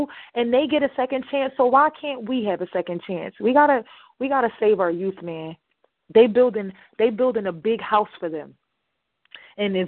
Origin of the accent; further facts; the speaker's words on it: Camden, New Jersey, United States; accent: Ebonics; growing up in Camden, New Jersey